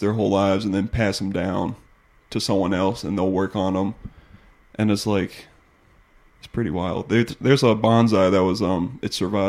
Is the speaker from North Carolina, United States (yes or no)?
yes; North Carolina, United States; North Carolina.